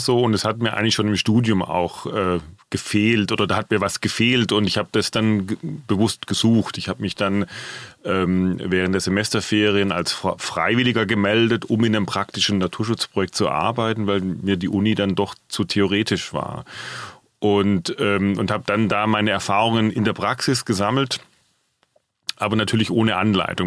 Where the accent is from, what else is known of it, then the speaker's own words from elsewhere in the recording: Swabia, Germany; moved away as an adult; now in Frankfurt, Germany; angefangen habe ich in meiner schwäbischen Heimat